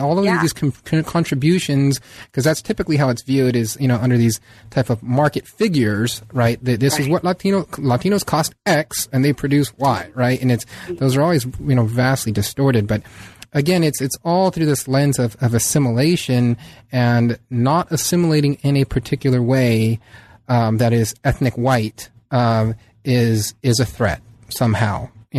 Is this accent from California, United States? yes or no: yes; San Diego, California, United States; I mean, I grew up in San Diego, and there's a very small Little Italy there